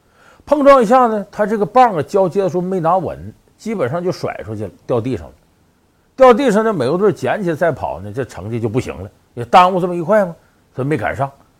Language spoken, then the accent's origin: Chinese; China; 确实就是作为中国人呢